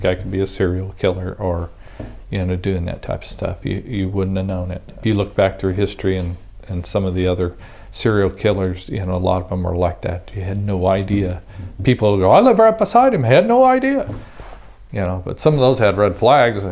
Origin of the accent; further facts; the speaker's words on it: Ava, United States; I grew up in Ava